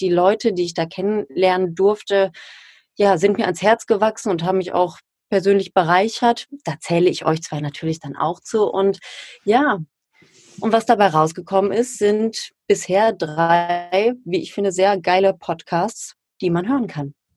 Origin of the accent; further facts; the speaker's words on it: Ruhr area, North Rhine-Westphalia, Germany; ich komme ja aus dem Ruhrgebiet